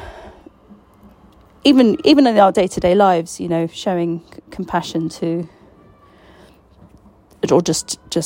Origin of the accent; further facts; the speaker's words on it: Palestine; I was Palestinian